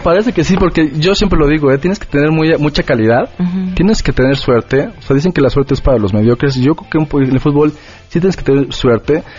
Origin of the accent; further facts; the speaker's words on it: Mexico; somos eh, mexicanos